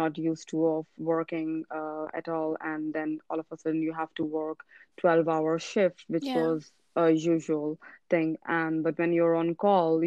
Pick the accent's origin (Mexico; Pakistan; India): Pakistan; moved away as an adult; also born or lived in Ireland; I was born and raised in Pakistan